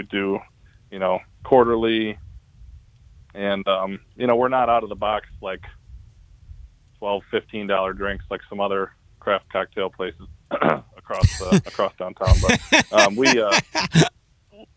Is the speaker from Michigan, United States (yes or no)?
yes; Flint, Michigan, United States; growing up in a low-income family, I'm from Flint, Michigan